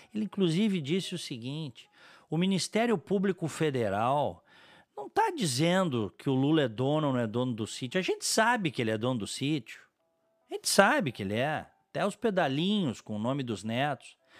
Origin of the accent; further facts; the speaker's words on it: Brazil; como brasileiro, como cidadão